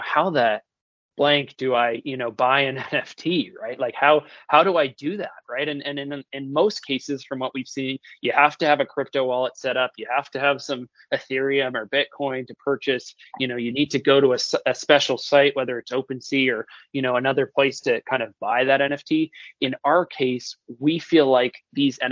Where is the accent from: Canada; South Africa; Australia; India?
Canada; Toronto, Ontario; moved away; also born or lived in Orlando; I'm originally born and raised in Toronto